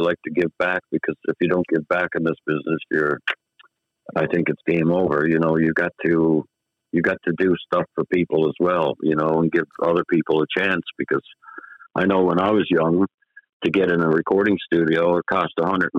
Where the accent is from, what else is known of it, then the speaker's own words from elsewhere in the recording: Toronto, Ontario, Canada; born there; Well, I was born in Toronto. My mom and dad is from Newfoundland, Bay Roberts, Newfoundland.